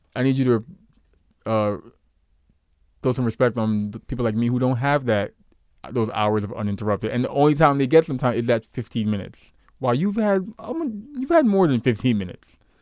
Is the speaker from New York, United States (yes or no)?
yes; New York, United States; I grew up in New York